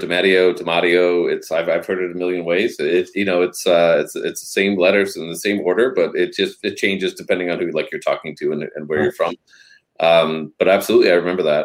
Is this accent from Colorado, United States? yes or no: yes; Denver, Colorado, United States; moved away; also born or lived in Northern California / San Francisco; I was born and raised in Denver, Colorado, and then we moved because my mom had a health problem, and so we moved to Northern California